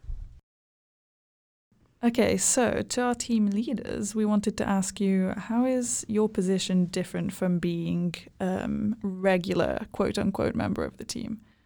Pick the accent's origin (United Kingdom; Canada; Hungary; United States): Hungary; now in Helsinki, Finland; I am from Hungary